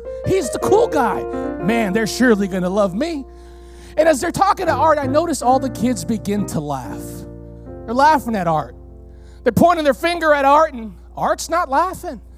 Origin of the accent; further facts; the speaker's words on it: United States; first language Spanish; English is a second language; my first language was Spanish. Both of my parents are from Mexico, came to the United States. I was the first one in my immediate home born in the United States